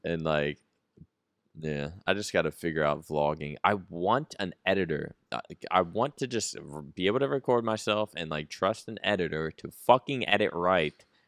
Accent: East Coast, United States; now in Texas, United States

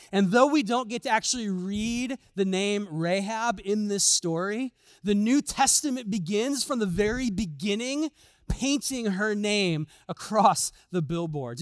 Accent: Chicago, Illinois, United States; moved away; I'm from Chicago

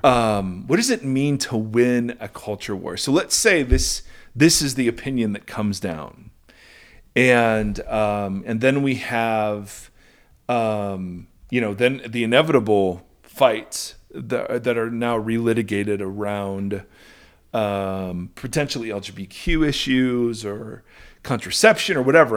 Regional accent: Ohio, United States; moved away; also born or lived in California; growing up in Ohio, we had authentic Mexican food called chichis

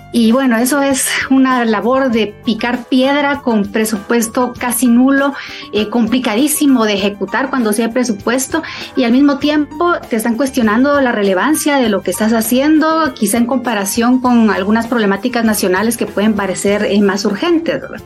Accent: Guatemala; Soy una mujer guatemalteca

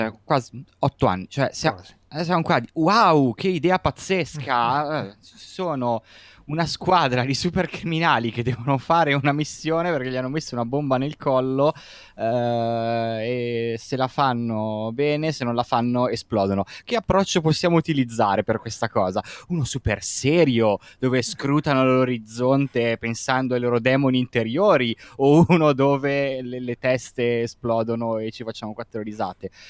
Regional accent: Milan, Lombardy, Italy; come milanese

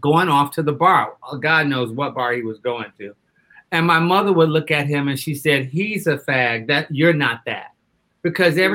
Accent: Detroit, Michigan, United States; I'm from Detroit, Michigan

